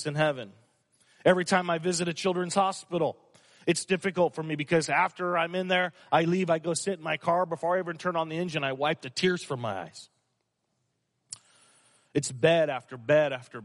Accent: Fresno, California, United States; I grew up in Fresno, and I went to elementary school, Powers Elementary School

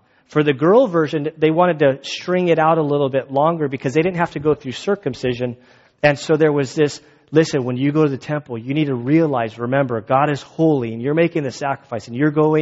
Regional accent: Valley Center, United States; I'm from Valley Center

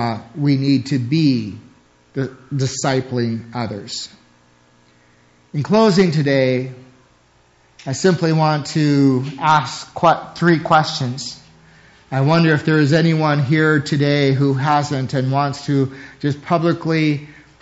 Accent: United States; As American Christians

